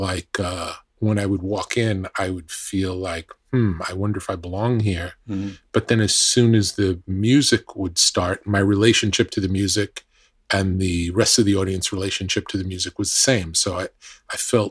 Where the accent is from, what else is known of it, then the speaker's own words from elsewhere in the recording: New York, United States; a kid growing up in New York